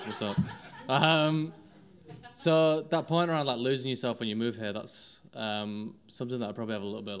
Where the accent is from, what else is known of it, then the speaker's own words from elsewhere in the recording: Wakefield, Yorkshire and the Humber, United Kingdom; accent: northerner; now in London, United Kingdom; obviously I'm not from London, probably tell from the accent, also a fellow northerner in London, big up. So I'm from a place called Wakefield, West Yorkshire, near Leeds